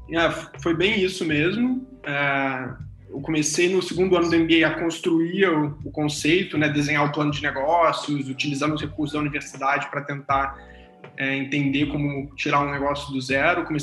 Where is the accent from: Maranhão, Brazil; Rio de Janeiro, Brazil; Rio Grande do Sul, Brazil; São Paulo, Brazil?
Rio de Janeiro, Brazil; Eu, sou do interior do Rio, os meus pais tinham uma sorveteria dessas